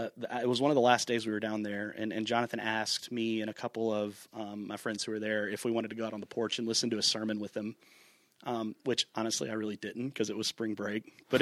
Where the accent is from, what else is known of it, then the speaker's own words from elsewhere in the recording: Birmingham, Alabama, United States; I grew up in Birmingham, lived there my whole life. So went to college in the same city that I grew up in.